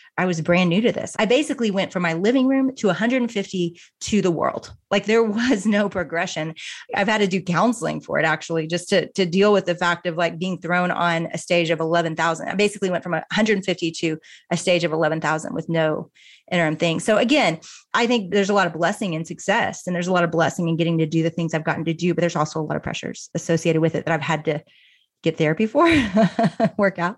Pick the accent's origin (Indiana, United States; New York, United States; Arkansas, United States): Arkansas, United States; Little Rock; also born or lived in Austin, Texas; now in Dallas, United States; I grew up in Little Rock, Arkansas